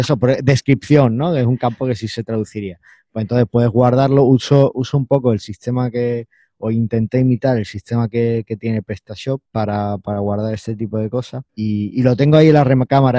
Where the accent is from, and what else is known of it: Spain; first language Spanish